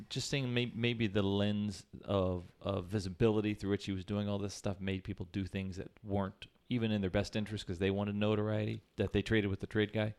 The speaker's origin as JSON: {"language": "English", "town": "Kansas City", "country": "United States", "said": "I'm from Kansas City"}